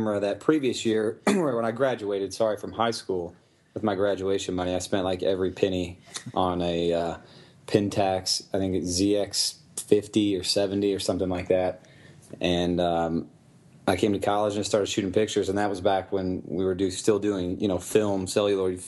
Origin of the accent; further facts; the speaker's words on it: Louisville, Kentucky, United States; where I grew up in Louisville